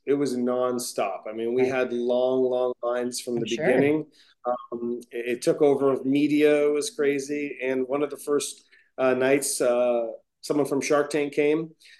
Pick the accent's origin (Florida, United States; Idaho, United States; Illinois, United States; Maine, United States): Maine, United States; Scarborough; now in California, United States; I was raised in Scarborough, in a little tiny area of Scarborough called Pine Point, with my mother and myself